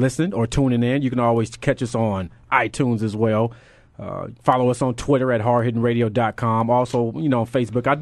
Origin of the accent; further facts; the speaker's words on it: California, United States; growing up in California